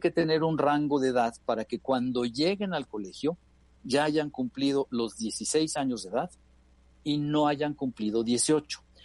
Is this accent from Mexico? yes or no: yes; Mexico; Somos 445 mexicanos los que hemos podido tener la oportunidad de ir a uno de estos colegios